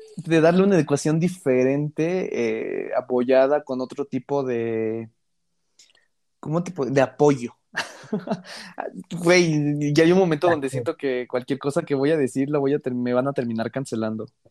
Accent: Mexico; los dos somos mexicanos.

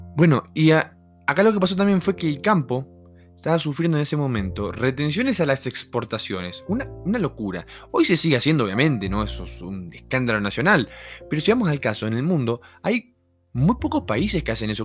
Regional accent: Argentina; moved away as an adult; now in Mexico; no es mi país. Yo quiero volver a Argentina

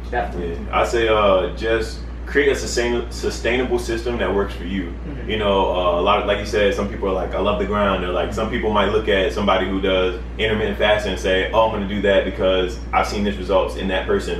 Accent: Baltimore, Maryland, United States; moved away; I'm originally from Baltimore, Maryland

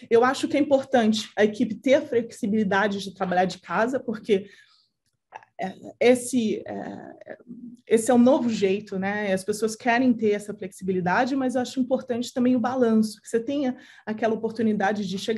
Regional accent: Santos, São Paulo, Brazil; moved away; eu adoro estar no Brasil, eu adoro estar com a minha família, é onde você cresceu, né?

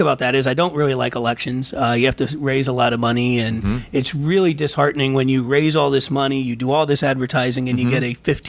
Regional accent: Kutztown, Pennsylvania, United States; also born or lived in Greenwich Township, Pennsylvania; now in Spring Township, United States; Born and raised in the Kutztown area

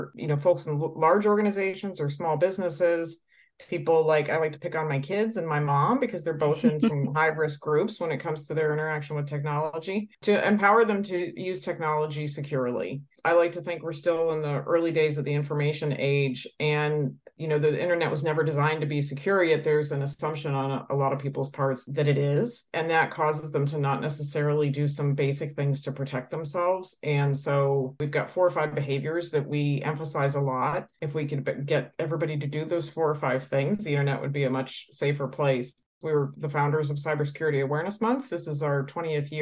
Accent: Detroit, Michigan, United States; I'm originally from the Detroit area.

